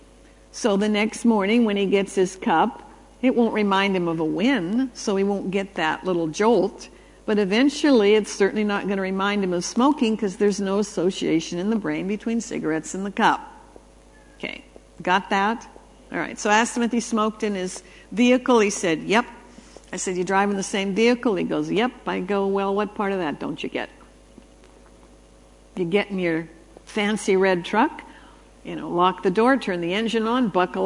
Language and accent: English; Canada; I was raised in Canada